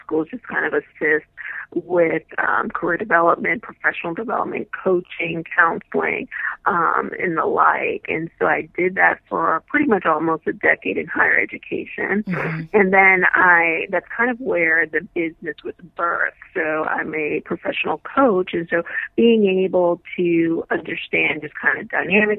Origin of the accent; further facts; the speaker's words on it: New York City, New York, United States; moved away; also born or lived in Florida; I'm originally from Brooklyn, New York